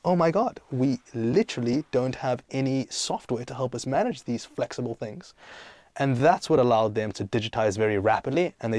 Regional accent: South Africa; also born or lived in Greece; And then I grew up in South Africa, and I grew up in Greece, and then I studied in London, and I lived in America.

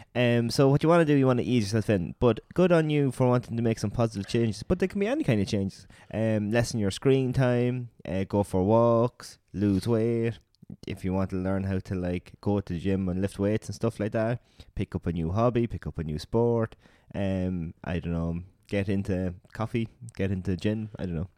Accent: Ireland; we're Irish

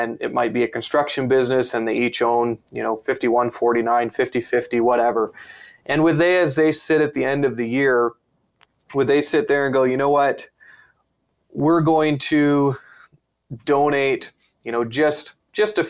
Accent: United States; now in Canada; I'm an American

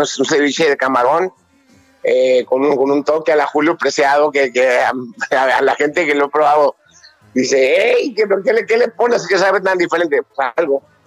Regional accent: Mexico

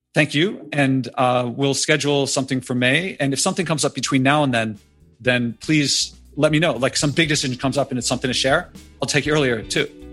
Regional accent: Philadelphia, Pennsylvania, United States; I'm from Philadelphia

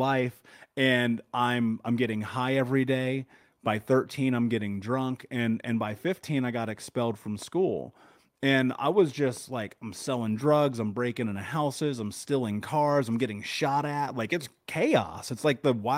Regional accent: Indianapolis, Indiana, United States; I grew up in Indiana, in Indianapolis, in America, the middle of the country, in the 80s.

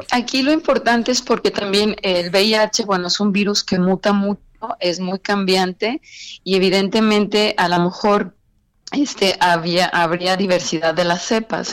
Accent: Mexico; nosotros como mexicanos

